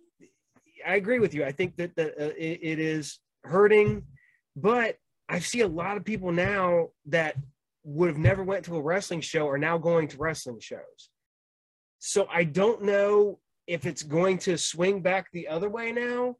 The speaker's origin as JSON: {"language": "English", "region": "Ohio", "country": "United States", "said": "we're from Ohio"}